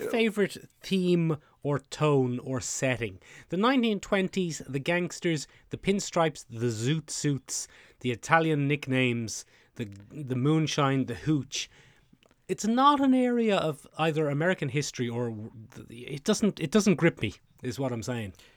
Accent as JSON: {"language": "English", "country": "Ireland", "said": "the way we as Irish people pronounce can is probably a bit shorter than how Americans pronounce can anyway."}